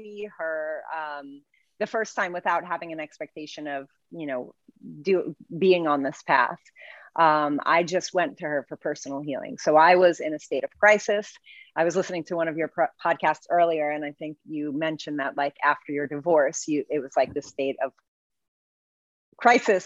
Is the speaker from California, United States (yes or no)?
no; New York City, New York, United States; I'm from the Bronx